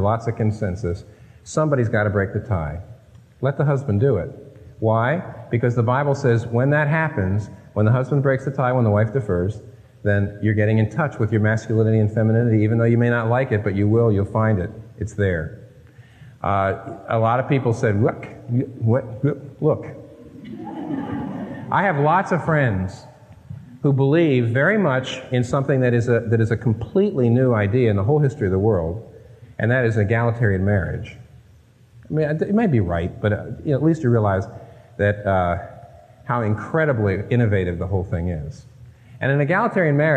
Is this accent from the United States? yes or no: yes; Northeast, United States; My wife and I are not from the Midwest, we're not from the South, we're from the Northeast, raised in public schools